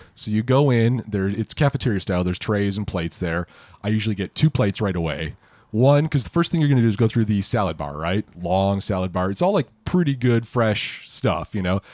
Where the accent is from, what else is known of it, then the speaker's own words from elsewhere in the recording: Michigan, United States; I'm from Michigan